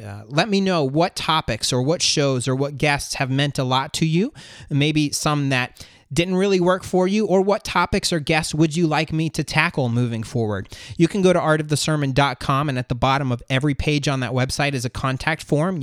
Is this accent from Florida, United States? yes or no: yes; Florida, United States; moved away as an adult; now in North Georgia, United States; We're moving from North Georgia back home to Florida to be closer to family.